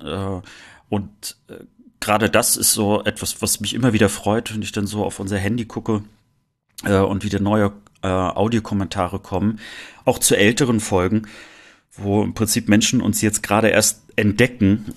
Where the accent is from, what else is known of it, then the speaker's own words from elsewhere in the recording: Rostock, Mecklenburg-Vorpommern, Germany; moved away as an adult; now in Cologne, Germany; Rostock zu spüren. Äh, also ich merke schon, dass es äh, doch noch meine Heimat ist